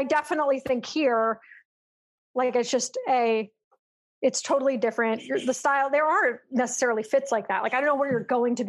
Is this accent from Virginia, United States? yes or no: no; California, United States; also born or lived in New York; I'm from California